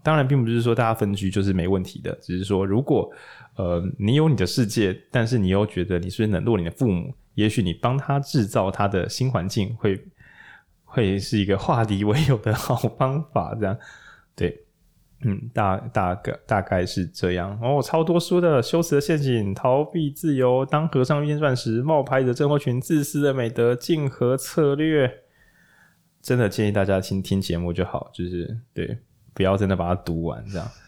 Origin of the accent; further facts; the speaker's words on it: Taichung, Taiwan; 我是台中人，那我可能想住台中